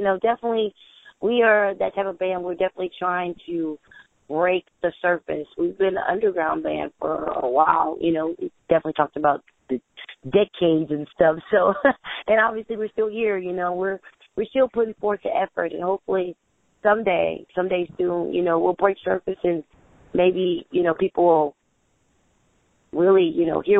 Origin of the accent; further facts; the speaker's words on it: Clarksville, Tennessee, United States; And, of course, I'm from my hometown, Clarksville, Tennessee.